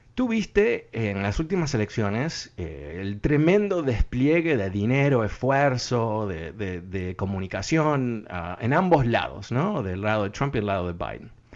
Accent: Uruguay; now in United States; yo soy de Uruguay

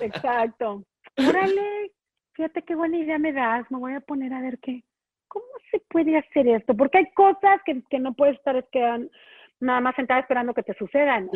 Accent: Mexico; moved away; also born or lived in Chicago; yo era la única mexicana

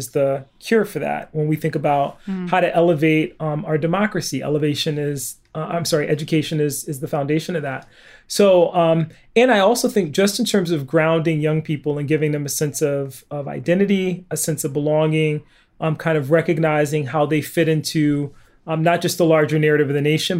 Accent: Bridgeport, Connecticut, United States; I grew up in Bridgeport, Connecticut in the 1970s.

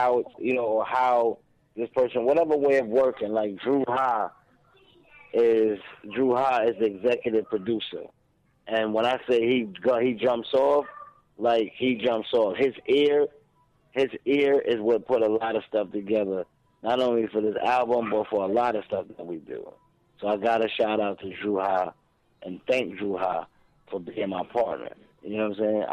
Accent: Brooklyn, New York, United States; I'm from Brooklyn. I'm from Brooklyn.

